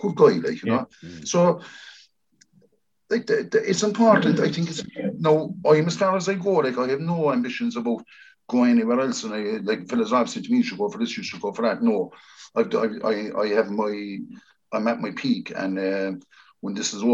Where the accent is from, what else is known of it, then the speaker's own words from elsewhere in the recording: Cork, Munster, Ireland; I'm very proud that I'm from Rathpeacon.